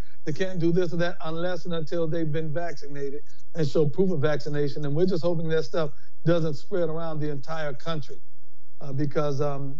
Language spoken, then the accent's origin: English; Cleveland, Ohio, United States; I'm from Cleveland